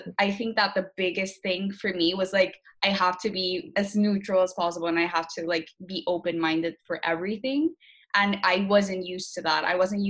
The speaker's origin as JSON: {"language": "English", "town": "Barranquilla", "region": "Atlántico", "country": "Colombia", "tie": "born or raised there", "moved": "as an adult", "lives_now": "Madrid, Spain", "said": "I was born in Barranquilla, Colombia, and I was, like, born and raised there."}